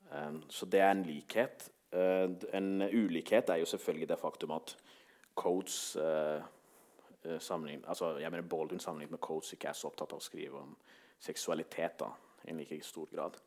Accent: Norway

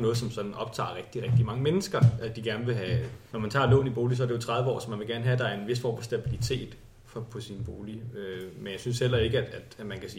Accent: Slagelse, Zealand, Denmark; moved away as an adult; now in Copenhagen, Denmark; Oprindeligt er jeg fra Slagelse, og så flyttede jeg til København, sådan, da jeg skulle læse

